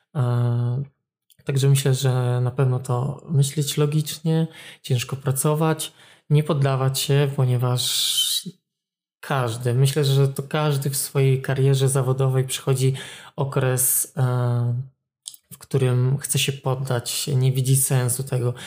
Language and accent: Polish; Olsztyn, Warmian-Masurian Voivodeship, Poland; pochodzę z Solsztyna, jestem warmiakiem